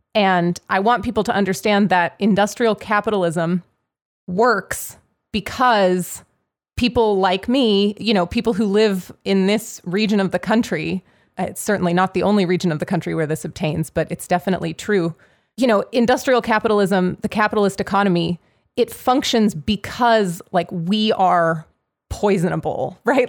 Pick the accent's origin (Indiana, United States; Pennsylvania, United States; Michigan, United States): Pennsylvania, United States; Pittsburgh; Pittsburgh, like, I grew up in Pittsburgh. I live in Pittsburgh.